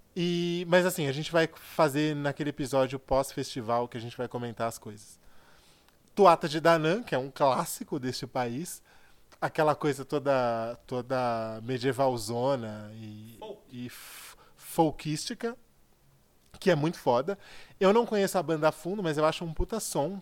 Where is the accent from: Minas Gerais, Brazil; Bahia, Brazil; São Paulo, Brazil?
São Paulo, Brazil